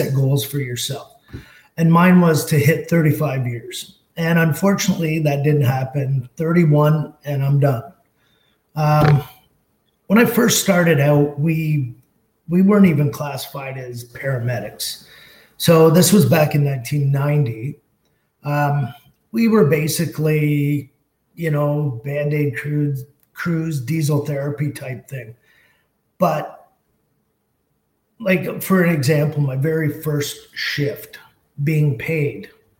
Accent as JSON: {"language": "English", "town": "Colborne", "region": "Ontario", "country": "Canada", "tie": "born or raised there", "said": "It was kind of my hometown. It's where I resided, in the little town of Colburn."}